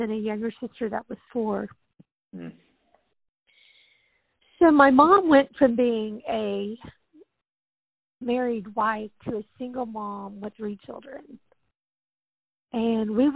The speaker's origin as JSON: {"language": "English", "region": "South Louisiana", "country": "United States", "tie": "born or raised there", "moved": "yes", "said": "I grew up in South Louisiana"}